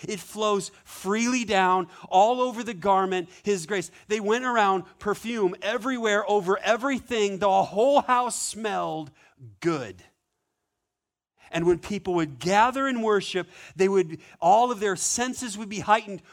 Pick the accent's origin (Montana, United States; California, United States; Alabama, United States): Montana, United States; moved away; I grew up in Montana